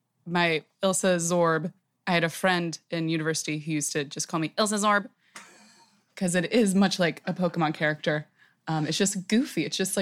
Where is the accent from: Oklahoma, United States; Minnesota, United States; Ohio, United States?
Oklahoma, United States; also born or lived in Wisconsin / Kentucky / New York / Pennsylvania; I'm from the States. Kind of bounced around a lot. I joke I'm an expert on white trash culture because I was born in Wisconsin, grew up in Oklahoma, spent some time in Kentucky, upstate New York, Pennsylvania.